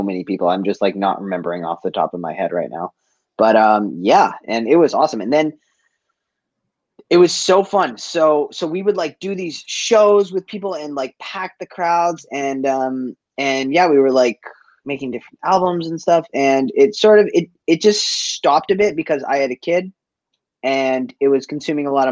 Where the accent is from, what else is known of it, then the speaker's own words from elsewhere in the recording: Boston, Massachusetts, United States; moved away as an adult; also born or lived in Cape Cod; now in Vancouver, Canada; I grew up in Boston. Like I was born in East Boston, and I moved to the suburbs for a bit.